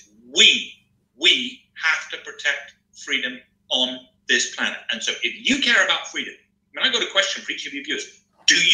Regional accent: England, United Kingdom; I'm an Englishman

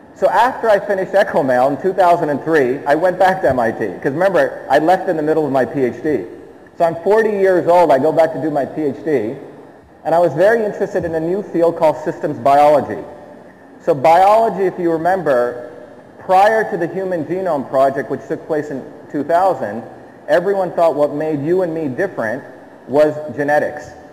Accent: Mumbai, Maharashtra, India; now in United States; I grew up in the city of Bombay in Chembur. I was born there and I left.

